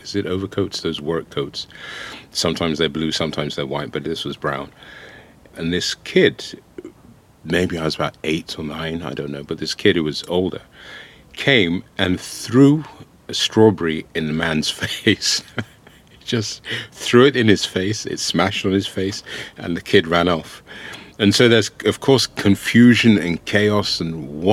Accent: England, United Kingdom; also born or lived in Ohafia, Nigeria (ancestral village); I was born in England

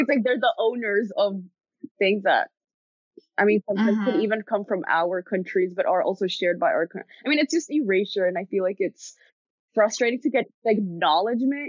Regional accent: New York City, New York, United States; being born and raised in New York City

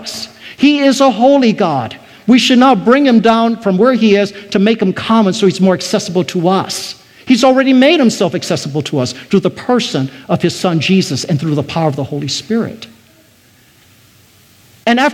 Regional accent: Taiwan; moved away; I was born in Taiwan. I was surrounded by Buddhism.

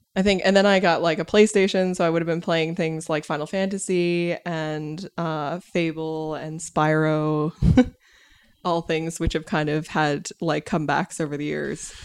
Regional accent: United States; as an American

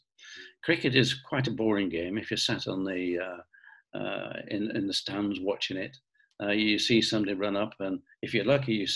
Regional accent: Bolton, North West England, United Kingdom; being born in Bolton, growing up in Bolton, and really we built our international office in Bolton. And yes, I am from Bolton

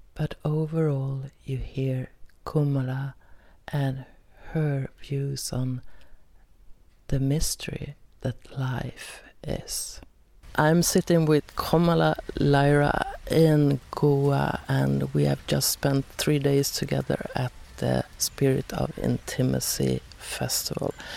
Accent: Sweden; Most episodes are in Swedish since I am from Sweden.

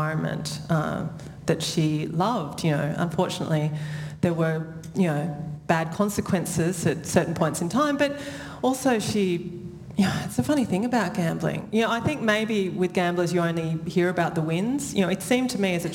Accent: Sydney, New South Wales, Australia; I grew up in Sydney

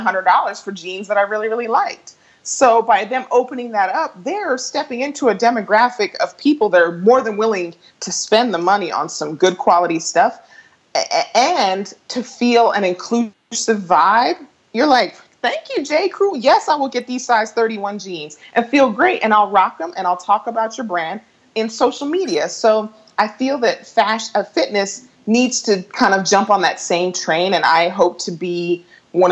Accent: Colorado, United States; moved away as an adult; I hosted an event in my hometown at a Legree studio called Fierce 45.

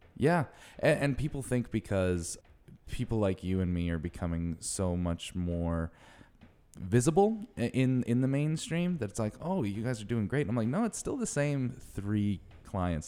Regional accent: New England, United States; I grew up in New England

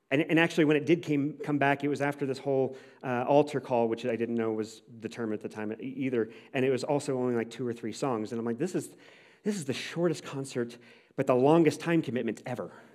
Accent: St. Louis, Missouri, United States; I grew up in Saint Louis

